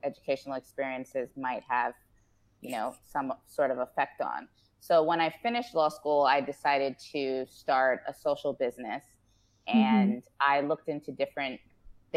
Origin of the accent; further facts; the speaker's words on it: New Jersey, United States; moved away as an adult; now in Ghana; I was born and raised in New Jersey in the U.S. and my father is Ghanaian, but my mom is African-American.